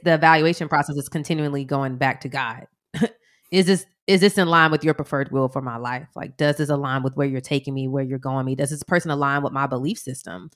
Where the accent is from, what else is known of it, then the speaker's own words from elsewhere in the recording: Atlanta, Georgia, United States; we're from Atlanta